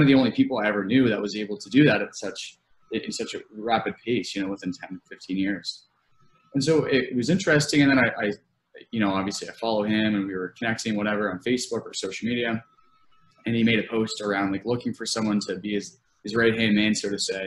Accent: Nova Scotia, Canada; moved away as an adult; now in London, Canada; I grew up in Nova Scotia. It's like a very, very small town

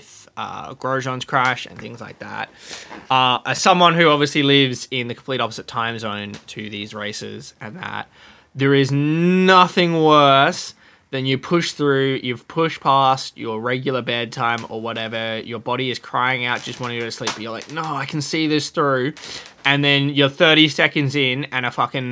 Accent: Australia; As an Australian

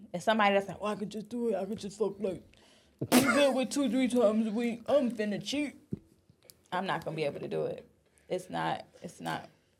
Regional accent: Florida, United States; now in Los Angeles, United States; I'm from Florida.

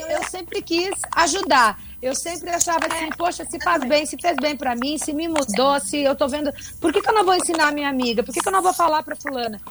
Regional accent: South Region, Brazil; eu sou do Sul

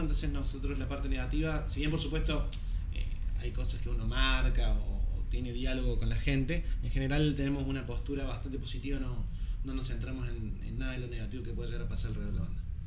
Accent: Córdoba, Argentina; moved away as an adult; now in Buenos Aires, Argentina; soy cordobés

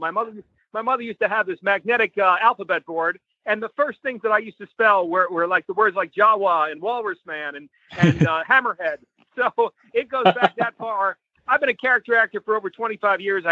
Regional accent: New York, United States; moved away; I'm originally from New York

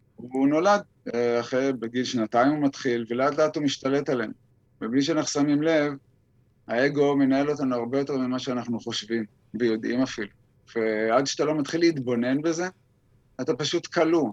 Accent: Israel; אני גדלתי בקיבוץ

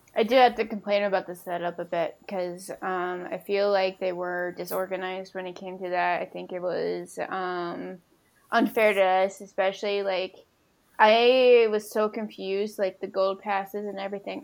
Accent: Minnesota, United States; I was from Minnesota

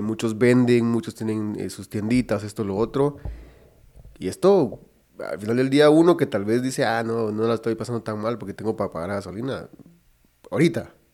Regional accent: Guatemala; nosotros como guatemaltecos

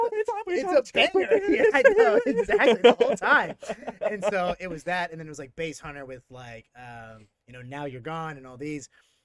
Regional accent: England, United Kingdom; born there; also born or lived in Denver; I was born in England originally, and so drum and bass was around

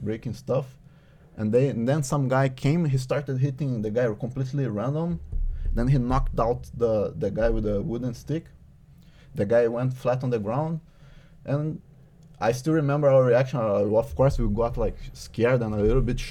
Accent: Juiz de Fora, Minas Gerais, Brazil; born or raised there; now in Norway

